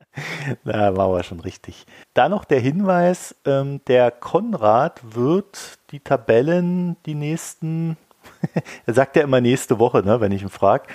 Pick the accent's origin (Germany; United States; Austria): Germany; Weinheim, Baden-Württemberg; als ich jung war, bin ich ja in Weinheim aufgewachsen.